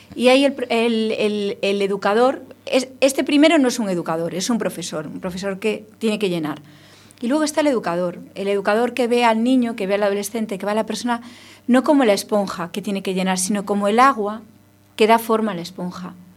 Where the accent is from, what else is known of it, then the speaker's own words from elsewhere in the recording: Ferrol, Galicia, Spain; somos de Ferrol los dos